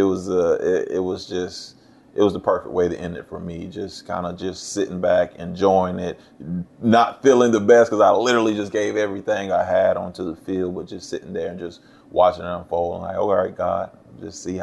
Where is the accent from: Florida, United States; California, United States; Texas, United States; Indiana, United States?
Florida, United States; St. Augustine; my hometown, St. Augustine, Florida